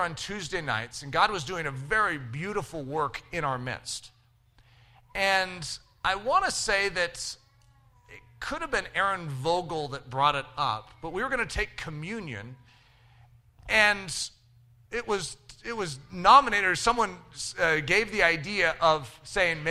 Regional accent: United States; as an American Christian

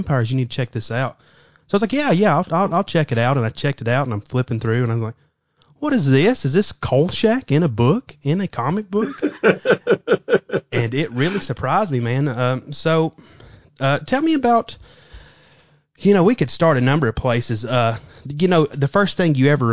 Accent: the South, United States; We're in the South, so we'd go to Kroger's

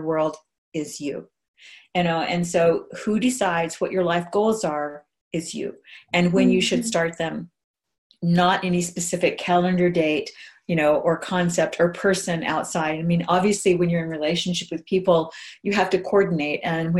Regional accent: Hawaii, United States; moved away; I grew up in Hawaii

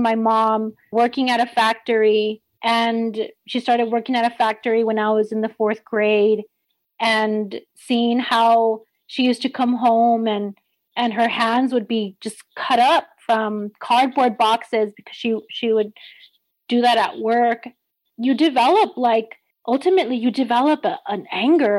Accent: El Paso, Texas, United States; born and raised in El Paso, right here on the border

